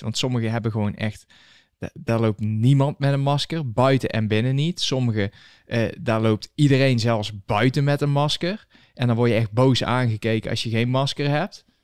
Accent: Netherlands; moved away as an adult; now in United States; Hoe lang woon je hier al? Ja, zeven jaar

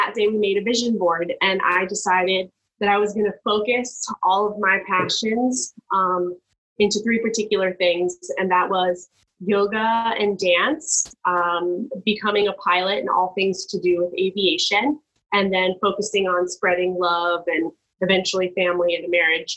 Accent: Miami, Florida, United States; moved away as an adult; born and raised in Miami.

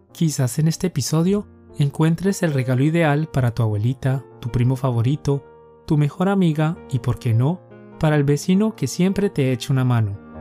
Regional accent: Colombia; Somos dos profes colombianos

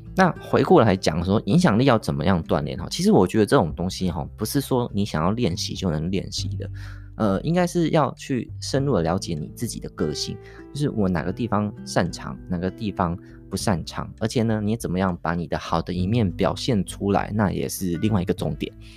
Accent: Taiwan; 我们台湾人

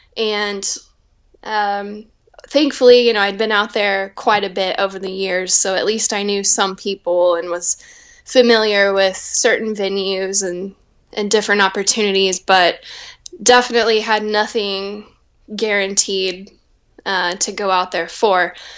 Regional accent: Oklahoma, United States; moved away as an adult; also born or lived in Nashville; now in Los Angeles, United States; I grew up in Oklahoma

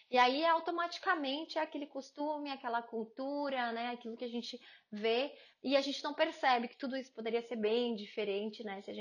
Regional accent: Paraná, Brazil; now in United Kingdom; Eu também vim do Paraná

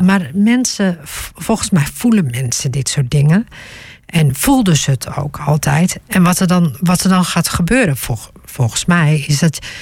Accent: Groningen, Netherlands; ik ben geboren en getogen in Groningen

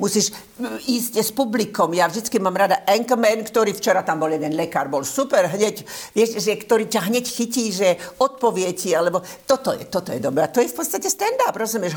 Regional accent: Slovakia; moved away; keďže som Slovenka, vnímam to ako môj, e, e, môj štát

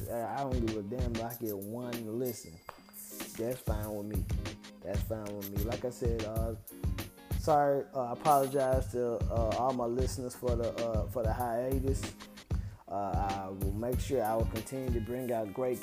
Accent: Memphis, Tennessee, United States; I'm from Memphis and I'm from the same neighborhood as them

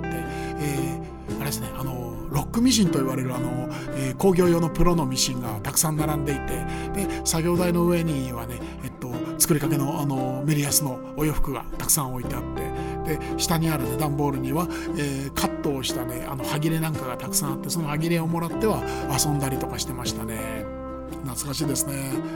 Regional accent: Koto, Tokyo, Japan; also born or lived in Sumida, Tokyo / Nishi-Ogikubo, Tokyo; 東京下町江東区、えー、江東区からずっと出ずにですね、え生まれ育ってきまして

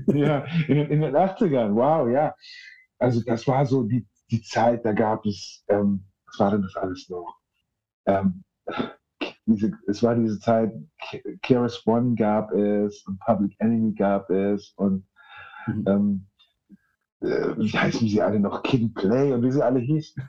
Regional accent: Munich, Bavaria, Germany; in München, wo ich aufgewachsen bin

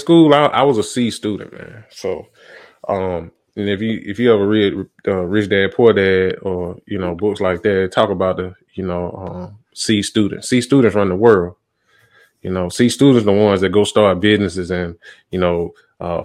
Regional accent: Montgomery, Alabama, United States; also born or lived in Tuscaloosa, Alabama; now in Atlanta, United States; that's my hometown. That's where I'm from, Montgomery

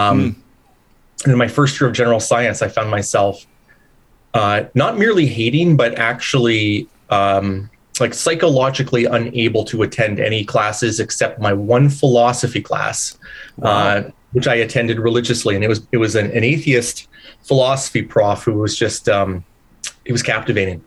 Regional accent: Leamington, Ontario, Canada; now in Hamilton, Canada; I grew up down near Windsor, Ontario, so just across the border from Detroit, Michigan, in the tomato capital of Canada, Leamington, Ontario

